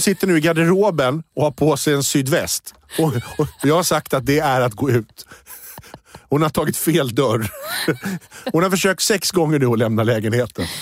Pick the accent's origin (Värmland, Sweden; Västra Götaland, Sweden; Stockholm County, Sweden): Stockholm County, Sweden; Rosersberg; jag är från Rosersberg